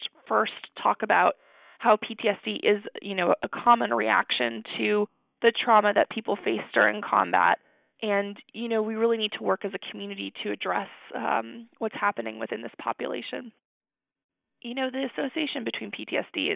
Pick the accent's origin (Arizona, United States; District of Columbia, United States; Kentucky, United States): Arizona, United States; moved away as an adult; also born or lived in New York / Maryland; now in Texas, United States; I'm actually from Arizona originally